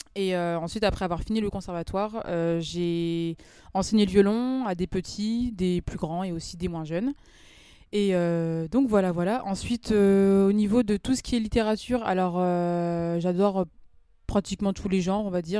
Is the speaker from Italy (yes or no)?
no; Amiens, Hauts-de-France, France; Je suis née, j'ai grandi à Amiens